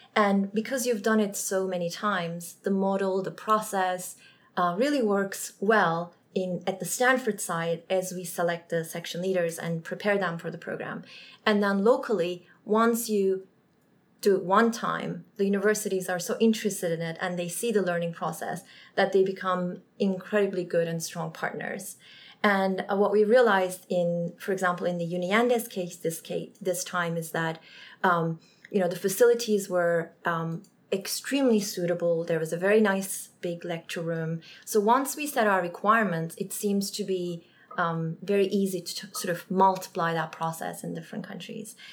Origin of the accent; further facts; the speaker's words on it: Turkey; now in United States; I'm from Turkey